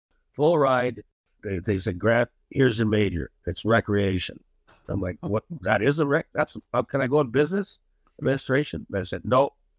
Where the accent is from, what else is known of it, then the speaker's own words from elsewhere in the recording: Melfort, Saskatchewan, Canada; also born or lived in Hudson Bay, Saskatchewan; now in Alaska, United States; So I was born there. Then I grew up in Melfort, Saskatchewan. We moved there. That's where I played my minor hockey.